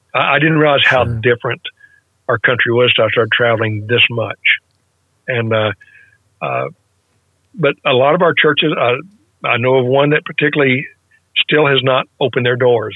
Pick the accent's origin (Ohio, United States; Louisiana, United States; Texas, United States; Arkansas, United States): Arkansas, United States; West; I grew up in West Arkansas in a mainline denominational church